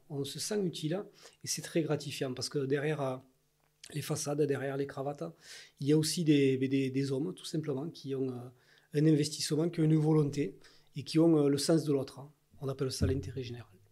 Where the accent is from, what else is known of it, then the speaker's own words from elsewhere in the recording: Ariège, Occitania, France; je suis ariégeois, je suis né en Ariège, j'ai fait toute ma vie en Ariège